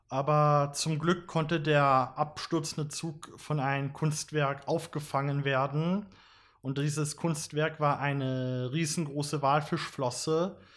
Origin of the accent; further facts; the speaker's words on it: Graz, Styria, Austria; wir kommen alle aus Graz, drei von uns äh, pendeln von Graz Umgebung und Leibniz zu uns ins Büro.